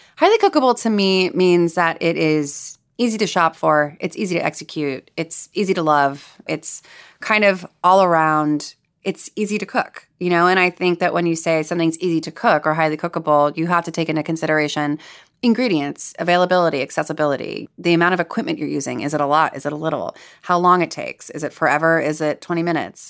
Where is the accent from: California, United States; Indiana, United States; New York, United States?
California, United States; Los Angeles; I'm from Los Angeles. I could have chosen to live at home